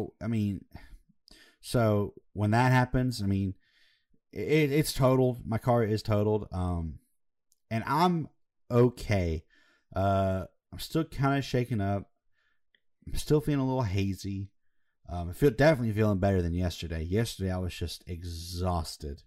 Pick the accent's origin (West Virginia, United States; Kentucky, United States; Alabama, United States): Alabama, United States; we're from Alabama